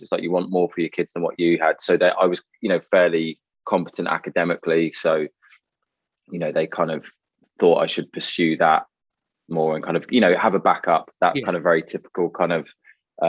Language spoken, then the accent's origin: English; United Kingdom; I grew up just outside of London